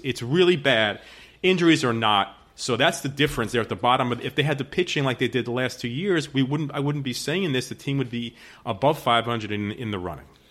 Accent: New York, United States; I am a New Yorker

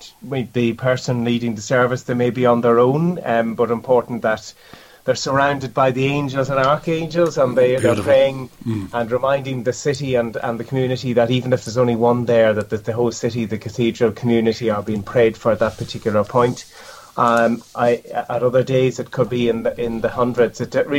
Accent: County Cavan, Ireland; moved away as an adult; also born or lived in Longford / Dublin / Portstewart, Northern Ireland; now in Limerick, Ireland; So I'm originally from County Cavan, from a village called Loch Gaina, where the River Erin rises. Mm-hmm. I grew up in a shop and post office, which my parents still run in the village.

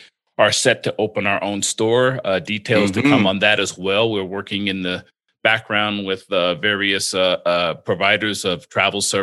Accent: Atlantic City, New Jersey, United States; now in Las Vegas, United States; I was born in Atlantic City, New Jersey. I was born there long before the casino showed up

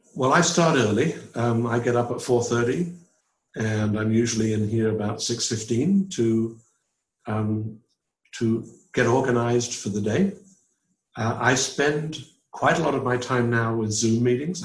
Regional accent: England, United Kingdom; moved away as an adult; also born or lived in London / Auburn, Alabama; now in United States; I was from England

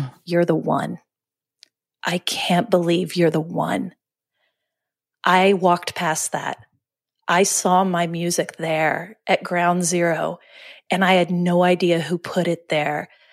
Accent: Oklahoma City, Oklahoma, United States; we're from Oklahoma City. And, you know, I. And I lived in Oklahoma City

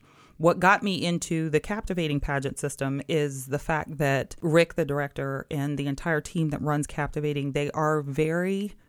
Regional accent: St. Clairsville, Ohio, United States; So I grew up in a very small town in Ohio, St. Clairsville, Ohio, very close to Wheeling, West Virginia.

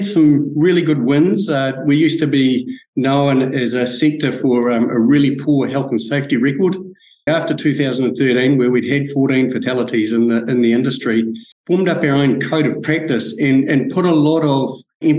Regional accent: Franz Josef, West Coast, New Zealand; brought up in Franz Josef in South Westland

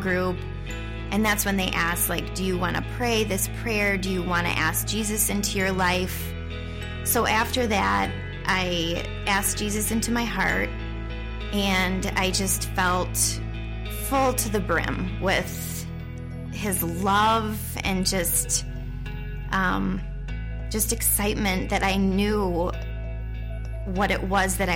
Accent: Ada, Michigan, United States; I grew up in the Grand Rapids area in Ada.

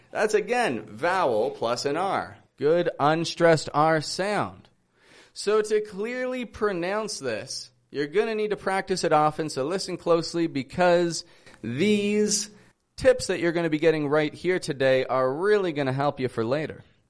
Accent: Toronto, Ontario, Canada; I'm from Toronto, Canada

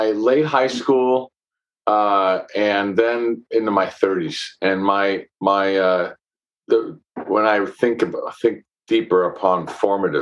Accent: San Francisco, California, United States; I grew up in San Francisco

